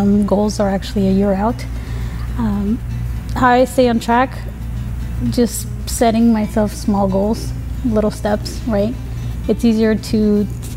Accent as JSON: {"language": "English", "town": "Madrid", "region": "Community of Madrid", "country": "Spain", "tie": "born or raised there", "moved": "as an adult", "said": "I am originally from Madrid, Spain. I moved here when I was 19. I grew up in Spain."}